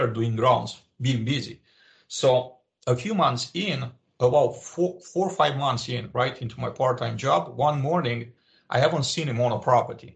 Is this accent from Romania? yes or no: yes; Romania; English is a second language; moved away as an adult; I was born in Romania at the time a communist country.